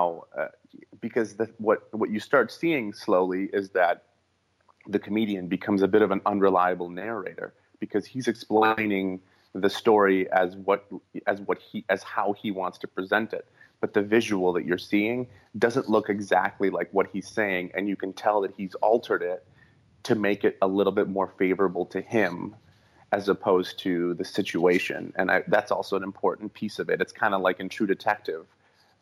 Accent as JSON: {"language": "English", "town": "Minneapolis", "region": "Minnesota", "country": "United States", "tie": "born or raised there", "also_born_or_lived": "Ukraine", "moved": "as an adult", "lives_now": "Los Angeles, United States"}